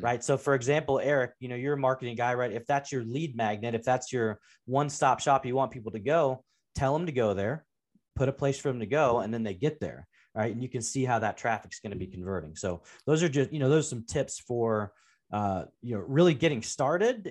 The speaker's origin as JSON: {"language": "English", "town": "Portland", "region": "Oregon", "country": "United States", "tie": "born or raised there", "said": "grew up in the Pacific Northwest in Portland, Oregon, and the part of town I w, grew up in was actually in North Portland."}